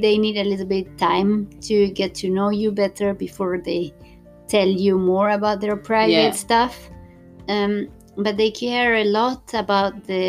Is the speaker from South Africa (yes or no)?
no; Argentina; moved away as an adult; now in Gothenburg, Sweden; I am from Argentina, but been living in Gothenburg with my Swedish husband and our daughter that is 2 years old since 2017.